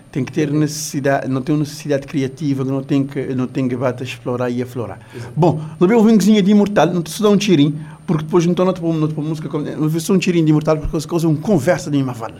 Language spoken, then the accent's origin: Portuguese; Cape Verde; nós, como cabo-verdiano